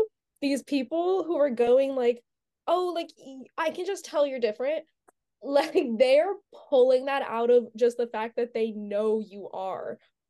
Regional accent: Canada; Nobody knows that I'm from Canada. And to be fair, I've lived here for like a good like majority of my life.

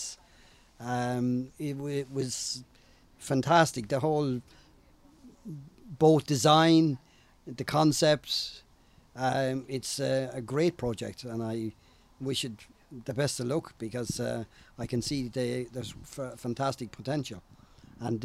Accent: Portlaoise, Leinster, Ireland; I'm from Portlaoise

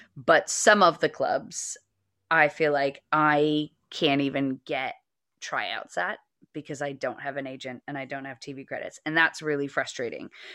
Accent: United States; now in United Kingdom; I'm both American and British

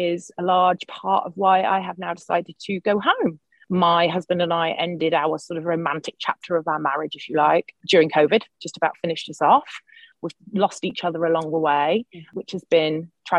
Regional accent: United Kingdom; moved away as an adult; also born or lived in Brighton; now in Portland, United States; I'm British, obviously, but I live in Portland in Oregon, and we moved here 7 years ago for my husband's job.

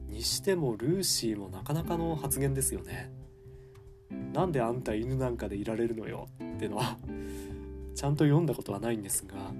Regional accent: Ishikawa, Fukushima, Japan; moved away as an adult; 地元である福島県石川町

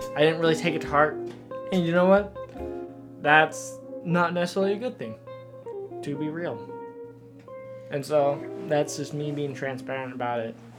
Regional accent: United States; people ask if I'm American, like I hate saying yes

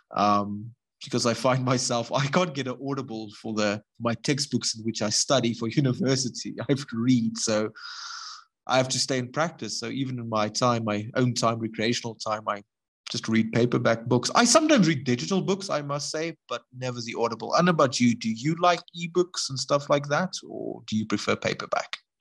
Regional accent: Gordon's Bay, Western Cape, South Africa; my hometown in Gordons Bay

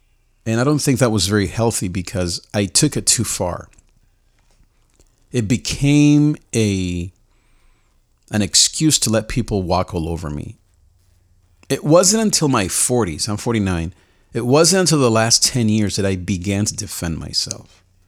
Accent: Nicaragua; because of the context where I grew up in Nicaragua

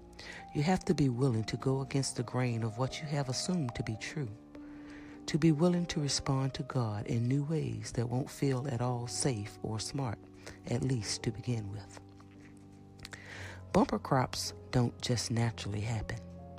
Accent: Georgia, United States; But since I'm from Georgia, where we grow lots of peaches, could I talk about peaches first?

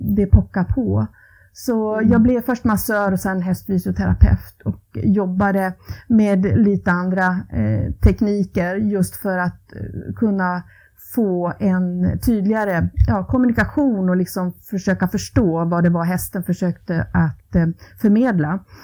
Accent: Ludvika, Dalarna County, Sweden; moved away as an adult; also born or lived in Borlänge / Falun / Rättvik / West Coast of Sweden; jag växte upp i Ludvika

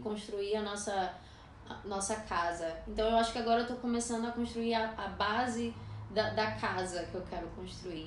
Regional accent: Brazil; moved away; sendo brasileira e morando aqui

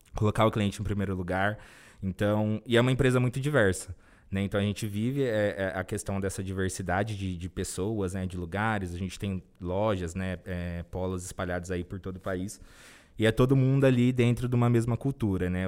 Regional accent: Cajobi, São Paulo, Brazil; also born or lived in Presidente Prudente; now in São Paulo, Brazil; Eu sou natural do interior do estado de São Paulo. Minha cidade chama Cajobi

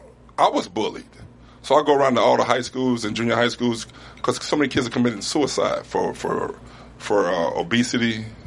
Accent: Compton, California, United States; growing up in Compton, you know, a big gang-infested city.

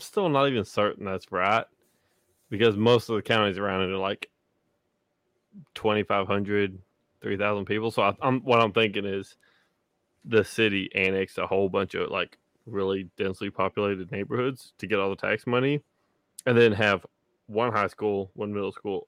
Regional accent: the South, United States; I'm from the South.

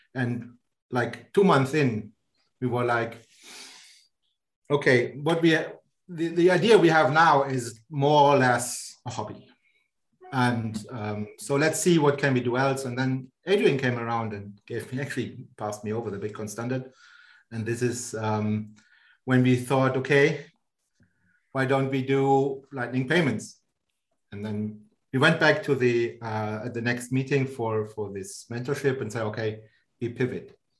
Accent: Germany; moved away as an adult; now in Switzerland; I'm born in Germany and um, born and raised in Germany.

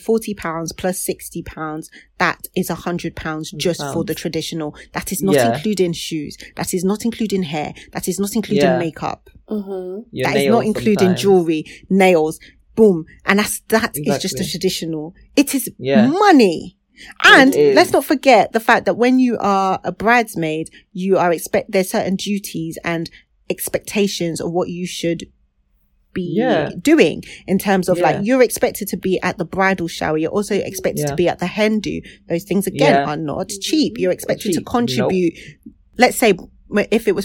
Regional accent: Nigeria; now in Manchester, United Kingdom; as a Nigerian now

